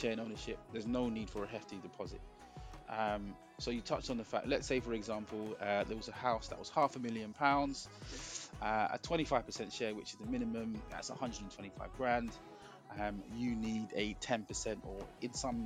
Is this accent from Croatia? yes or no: no; London, United Kingdom; I grew up in Hackney. I grew up in Hackney